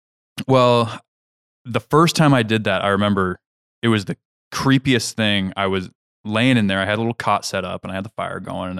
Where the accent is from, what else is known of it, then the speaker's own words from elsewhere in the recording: Kansas, United States; So I'm from Kansas. So ice fishing is like not a thing.